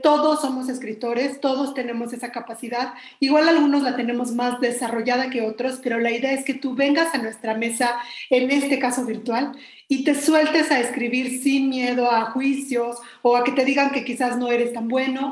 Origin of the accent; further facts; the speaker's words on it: Mexico City, Mexico; pues yo también soy mexicana de la Ciudad de México